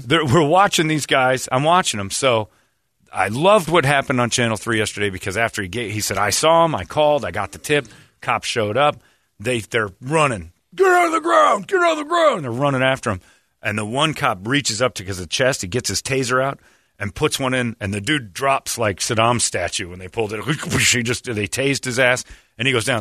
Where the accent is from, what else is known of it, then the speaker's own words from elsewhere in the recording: Arizona, United States; I grew up driving in Arizona